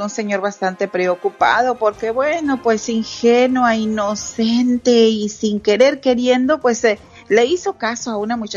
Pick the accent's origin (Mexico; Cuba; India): Mexico; Santa Catarina, Nuevo León; Ay, Alex, me transportaste a mi pueblito, Santa Catarina, Nuevo León, cuando había la kermés